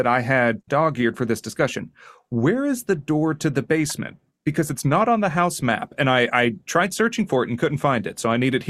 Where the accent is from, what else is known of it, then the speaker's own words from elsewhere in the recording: Texas, United States; I'm from Texas, pal.